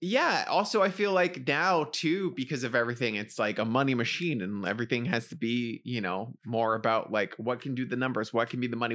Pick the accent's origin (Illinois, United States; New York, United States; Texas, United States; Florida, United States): New York, United States; New York City; I grew up in the Bronx